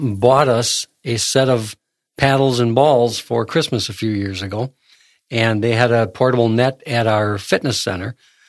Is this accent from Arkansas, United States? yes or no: yes; Arkansas, United States; I'm from Arkansas.